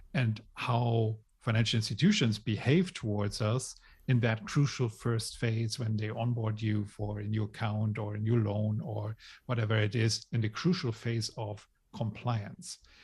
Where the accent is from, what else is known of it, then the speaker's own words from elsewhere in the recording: Germany; moved away as an adult; also born or lived in Hong Kong / Ireland; I grew up in Germany